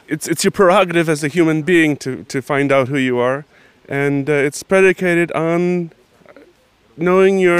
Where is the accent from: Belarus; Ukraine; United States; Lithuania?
United States; moved away as an adult; now in Poland; ja się urodziłem w Stanach i tam się wychowałem